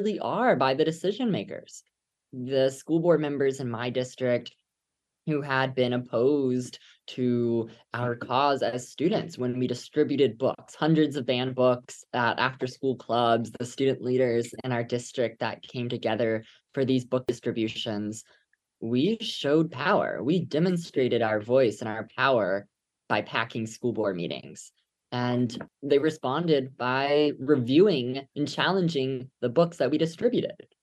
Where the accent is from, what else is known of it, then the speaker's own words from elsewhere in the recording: Katy, Texas, United States; my hometown of Katy